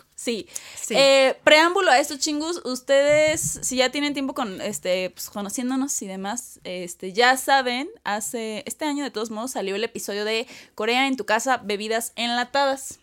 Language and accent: Spanish; Mexico